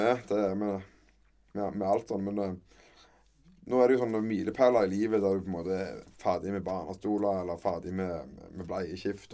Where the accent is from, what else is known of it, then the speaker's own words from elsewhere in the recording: Kverneland, Rogaland, Norway; accent: mixed Jæren dialect; also born or lived in Sandnes; vi, er vel født og oppvokst på Frøyland